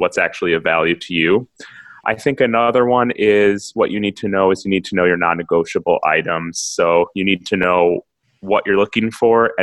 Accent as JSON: {"language": "English", "town": "Milwaukee", "region": "Wisconsin", "country": "United States", "also_born_or_lived": "Minneapolis", "said": "I'm from Milwaukee"}